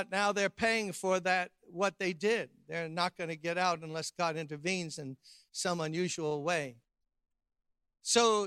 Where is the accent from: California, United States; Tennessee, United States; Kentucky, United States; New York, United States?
New York, United States; New York City; I grew up middle class in Brooklyn, New York